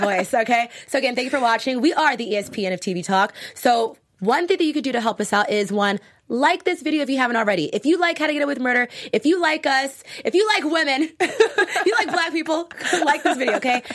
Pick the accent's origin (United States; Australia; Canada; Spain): United States; Virginia; I'm from Virginia